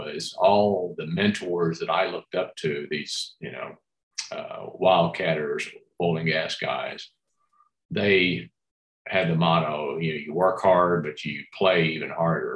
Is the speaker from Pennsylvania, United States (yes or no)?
no; Dallas, Texas, United States; grew up in Dallas